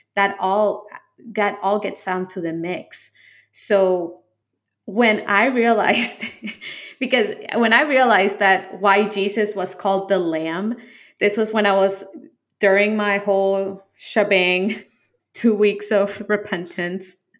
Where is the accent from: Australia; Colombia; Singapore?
Colombia; I'm from Colombia, so it's a heavily influenced Catholic country. Uh, Catholic school